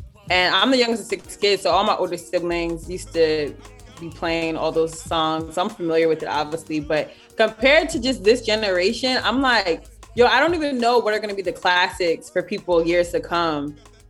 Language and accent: English; Long Island, New York, United States; moved away as an adult; now in West Hollywood, United States; I'm from Long Island